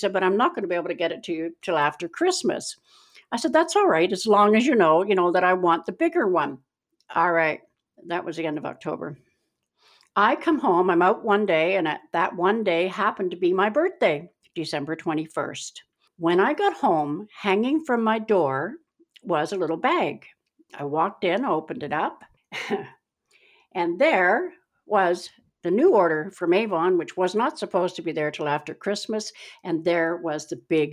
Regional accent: Keswick, Ontario, Canada; also born or lived in Meaford; when we were growing up in Keswick, Ontario

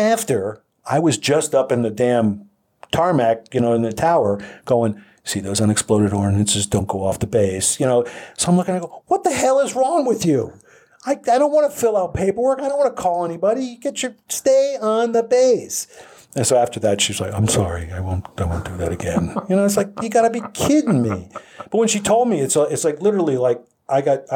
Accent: Pennsylvania, United States; moved away; I grew up in Pennsylvania, so there are some mountains

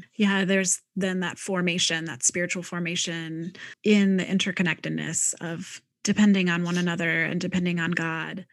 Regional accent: Midwest, United States; moved away; I'm a Midwesterner originally

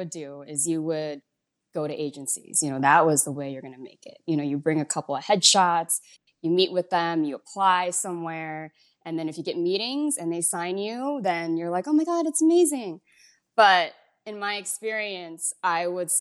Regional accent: Chicago, Illinois, United States; moved away as an adult; now in Las Vegas, United States; I grew up mostly around Chinese kids in Chicago

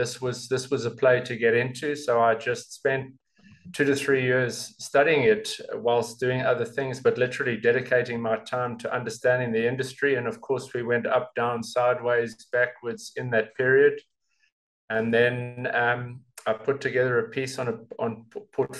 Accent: South Africa; being a South African

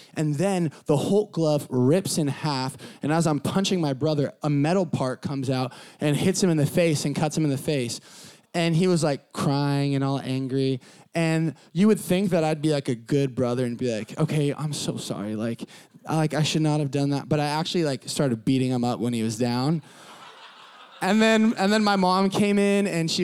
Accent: San Diego, California, United States; I grew up in Southern California, sunny Southern California, San Diego

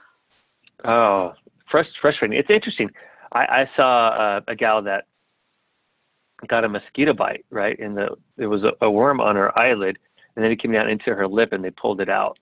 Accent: San Diego, California, United States; also born or lived in South America; I grew up in San Diego

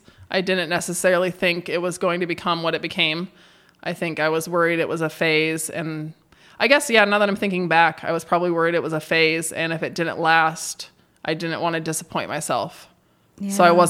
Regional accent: Idaho, United States; born or raised there; moved away as an adult; now in Bend, United States

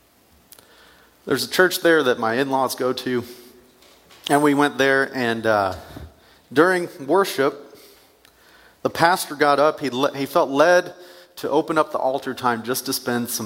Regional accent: United States; also born or lived in Northern Illinois; I grew up in Wayne County

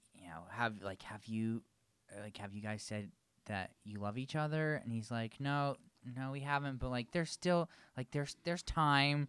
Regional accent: Vermont, United States; I was born and raised in Vermont.

